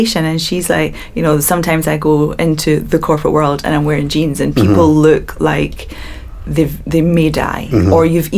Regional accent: Glasgow, Scotland, United Kingdom; I'm coming from Glasgow

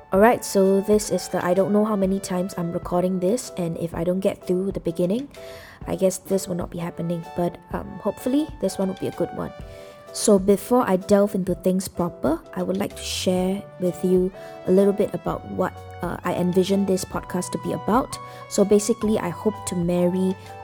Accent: Singapore; I'm Singaporean, okay? So pretty much growing up, I think I led a very typical Singaporean life

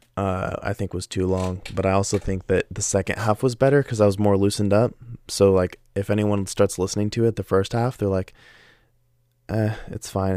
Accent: Oregon, United States; I live in Oregon, and I've yet to visit a single place in the world that has better water than my hometown

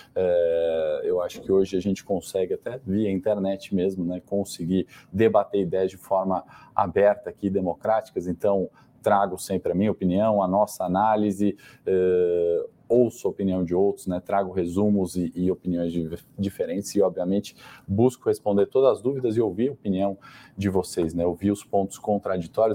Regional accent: Brazil; a gente, enquanto brasileiros

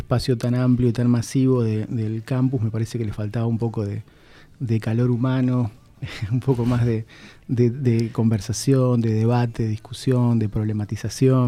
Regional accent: Posadas, Misiones, Argentina; also born or lived in Oberá; Nací en la ciudad de Oberá. Ah, obereño. Eh, soy obereño, em, tengo mi familia en Oberá, gran parte de mi familia en Oberá, pero viví toda, toda mi vida en Posadas

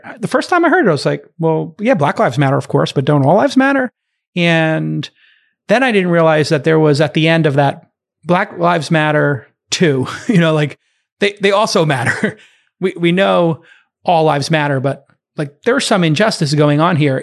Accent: New York City, New York, United States; I came from Brooklyn. My dad's a bartender. My mom's a nurse.

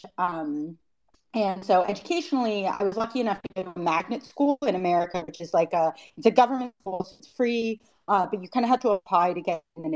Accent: Richmond, Virginia, United States; moved away as an adult; also born or lived in Bangkok, Thailand; now in East Africa; I'm born in Bangkok in Thailand, but grew up mostly, always went to school in Richmond, Virginia

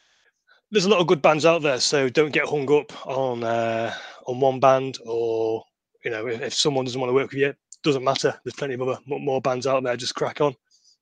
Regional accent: Manchester, North West England, United Kingdom; growing up in Manchester

